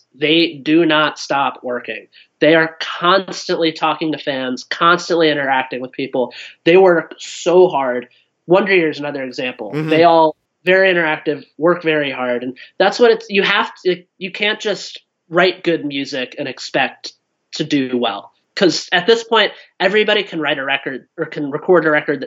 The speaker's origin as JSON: {"language": "English", "town": "Cincinnati", "region": "Ohio", "country": "United States", "tie": "born or raised there", "said": "I grew up in Cincinnati, Ohio."}